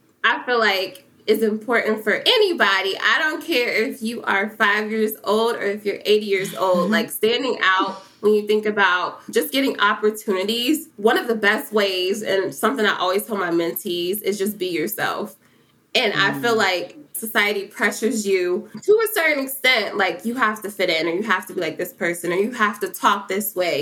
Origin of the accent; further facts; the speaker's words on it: Cincinnati, Ohio, United States; growing up in Cincinnati, like, I always knew who P&G was